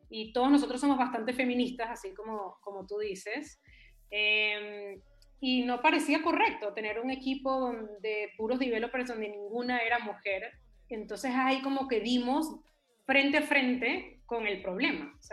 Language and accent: Spanish; Venezuela; also born or lived in Chile / Panama / New York; now in Peru; Sí, sí, y antes de eso viví en varios lugares. De Venezuela me fui a Chile, de Chile a Panamá, de Panamá a Nueva York y de Nueva York a Perú.